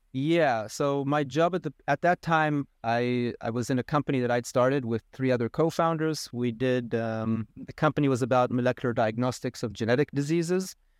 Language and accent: English; Israel; moved away as an adult; also born or lived in United States / South Africa; now in Costa Rica; I grew up in Israel